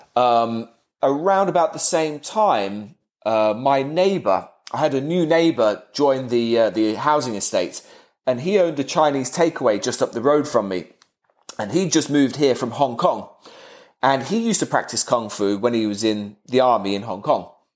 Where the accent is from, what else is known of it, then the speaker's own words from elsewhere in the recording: Kettering, East Midlands, United Kingdom; my hometown, which is not a very big town